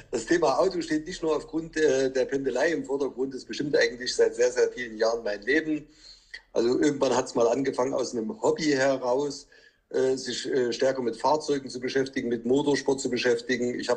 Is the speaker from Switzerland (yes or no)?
no; Chemnitz, Saxony, Germany; Ja, du, ich komme äh, aus Chemnitz. Ich arbeite und wirke in Döbeln, bin 45 Jahre alt